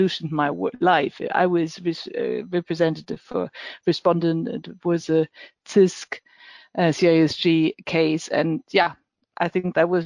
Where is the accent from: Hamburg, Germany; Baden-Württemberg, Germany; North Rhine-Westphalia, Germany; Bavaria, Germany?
Hamburg, Germany; now in Düsseldorf, Germany; I am born in Hamburg